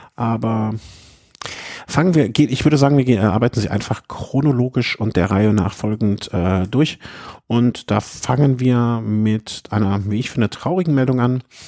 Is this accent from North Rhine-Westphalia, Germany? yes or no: yes; Cologne, North Rhine-Westphalia, Germany; ich als Kölner